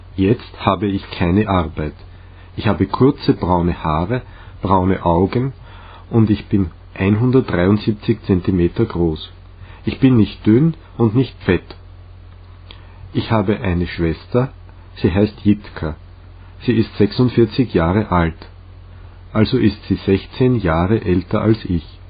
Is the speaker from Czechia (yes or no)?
yes; Litvínov, Ústí nad Labem Region, Czechia; German is a second language; also born or lived in Most; now in Prague, Czech Republic; Ich bin am 25. September 1981 in der tschechischen Stadt Most geboren, die nahe meiner Heimatstadt Litvinov liegt